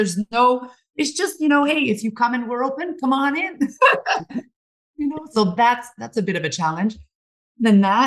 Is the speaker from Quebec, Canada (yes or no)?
yes; Montreal, Quebec, Canada; now in British Columbia, Canada; we come from Montreal.